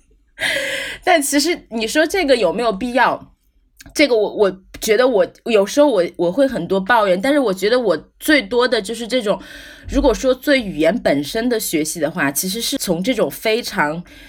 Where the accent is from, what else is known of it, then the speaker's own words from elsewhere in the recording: China; also born or lived in United States; now in Ireland; 我作为一个中国人来讲